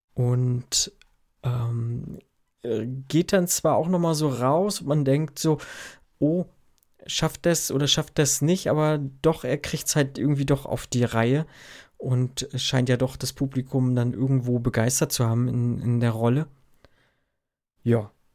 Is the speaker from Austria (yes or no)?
no; Germany; Bei uns in Deutschland